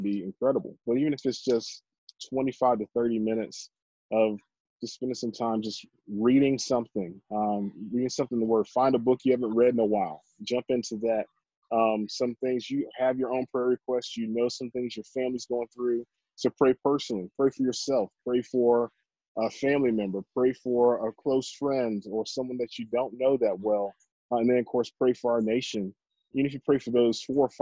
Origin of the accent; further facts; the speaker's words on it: Columbia, South Carolina, United States; I grew up in Columbia, South Carolina